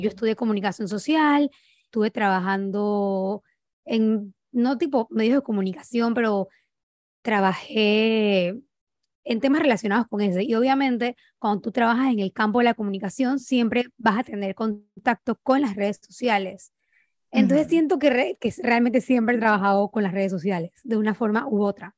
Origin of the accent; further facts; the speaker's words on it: Panama; soy panameña, tengo 29 años